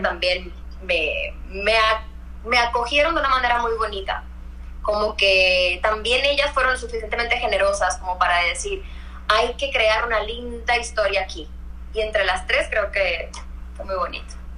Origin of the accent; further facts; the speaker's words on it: Puerto Rico; moved away as an adult; also born or lived in New York / Mexico; soy puertorriqueña